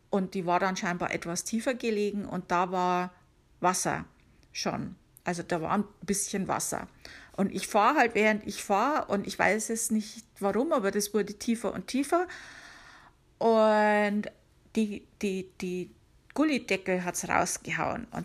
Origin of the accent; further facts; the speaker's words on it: Bavaria, Germany; now in United States; weil ich komme ja aus Bayern, um genau zu sagen, aus der Oberpfalz.